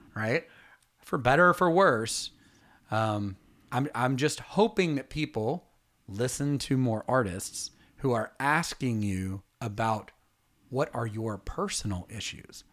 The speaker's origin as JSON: {"language": "English", "town": "Atlanta", "region": "Georgia", "country": "United States", "said": "we're from Atlanta"}